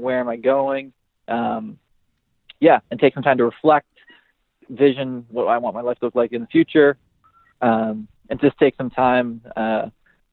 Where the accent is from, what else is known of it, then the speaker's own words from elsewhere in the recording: Buffalo, New York, United States; from Buffalo, New York